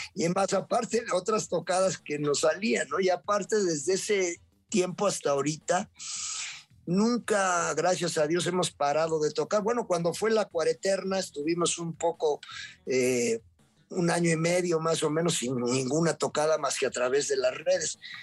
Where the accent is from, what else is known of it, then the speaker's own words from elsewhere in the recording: Puebla, Mexico; yo soy poblano chicharronero